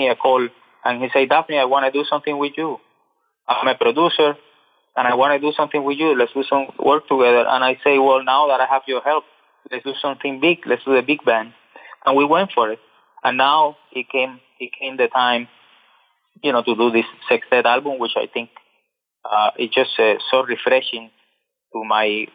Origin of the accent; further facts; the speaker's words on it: Cuba; I'm from Cuba